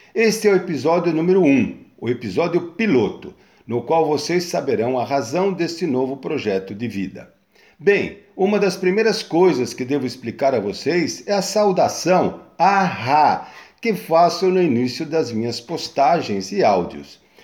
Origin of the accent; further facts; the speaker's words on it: São Bernardo do Campo, São Paulo, Brazil; now in Guarujá, Brazil; mudamos de São Paulo para São Bernardo e fomos morar num sítio de um tio onde meus pais foram ser caseiros. Foi onde eu tive uma infância super saudável até os 9 anos de idade